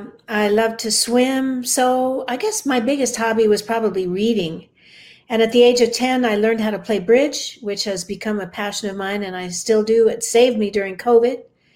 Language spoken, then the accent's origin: English; Denver, Colorado, United States; I grew up in Denver. In fact, I'm a third generation Colorado native.